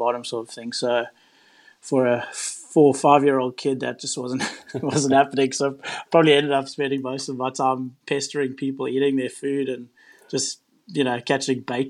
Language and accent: English; Durban, KwaZulu-Natal, South Africa; now in Mackay, Australia; I was born in Durban, which is on the east coast of South Africa